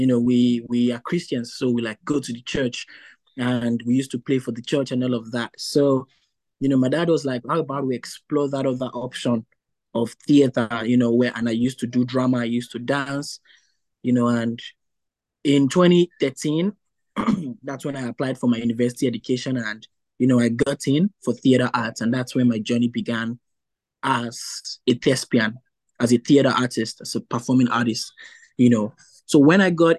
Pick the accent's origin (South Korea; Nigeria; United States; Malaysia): Nigeria; moved away as an adult; now in New Brunswick, Canada; I'm originally from Nigeria.